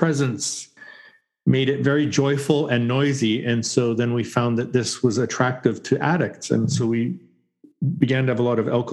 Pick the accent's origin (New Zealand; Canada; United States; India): Canada; I grew up in Canada in a conservative Baptist church, and I was there until I was 20